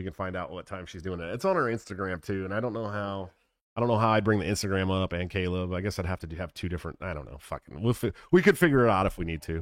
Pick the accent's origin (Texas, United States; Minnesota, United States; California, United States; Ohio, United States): California, United States; San Francisco Bay Area; moved away; when I lived in the Bay Area, well, I'm from California originally, right? I'm from San Francisco Bay Area